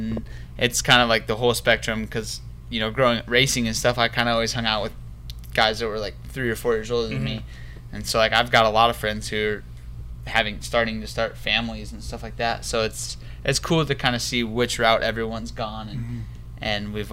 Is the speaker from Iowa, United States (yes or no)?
yes; Sioux City, Iowa, United States; moved away; I grew up in Sioux City, Iowa, which it's not a small town